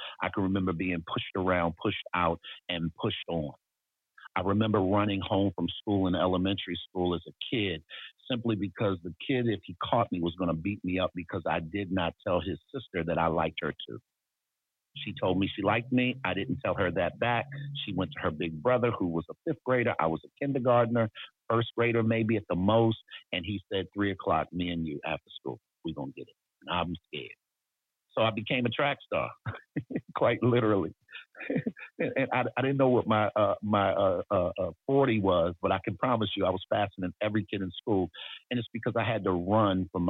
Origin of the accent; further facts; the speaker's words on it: Baltimore, Maryland, United States; I was born in Baltimore, Maryland, and raised in a single parent home